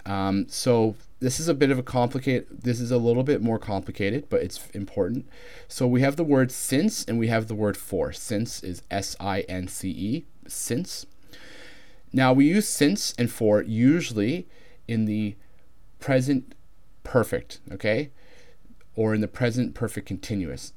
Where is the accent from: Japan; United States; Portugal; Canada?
Canada; accent: Canadian; my accent is Canadian, which is similar enough to American